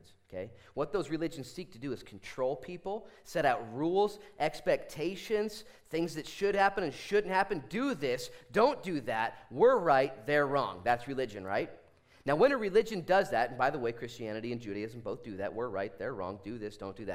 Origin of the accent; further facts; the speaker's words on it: Bend, Oregon, United States; I was born in Bend, Oregon